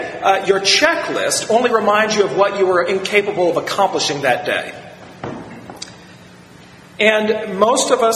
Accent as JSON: {"language": "English", "region": "Virginia", "country": "United States", "tie": "born or raised there", "said": "The county motto where I grew up in Virginia is, I bide my time"}